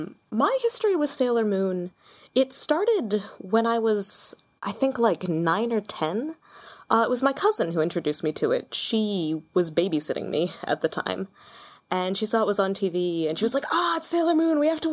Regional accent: Pennsylvania, United States; Southeast Pennsylvania.

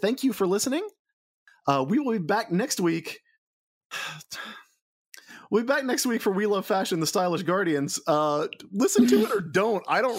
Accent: the South, United States; growing up in the South and growing up kind of around evangelical churches

